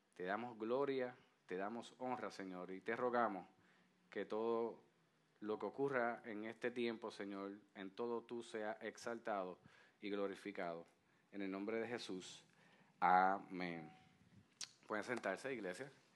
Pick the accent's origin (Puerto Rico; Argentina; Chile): Puerto Rico; como puertorriqueños que somos